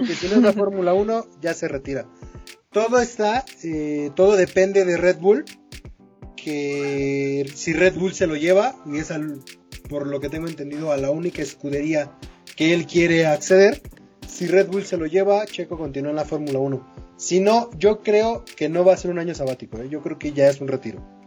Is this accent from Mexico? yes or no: yes; Mexico; como mexicano